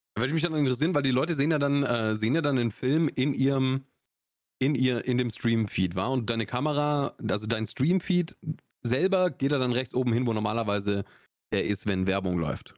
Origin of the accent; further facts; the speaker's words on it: Augsburg, Bavaria, Germany; accent: Swabian; Ich komme aus Schwaben, ich komme aus Augsburg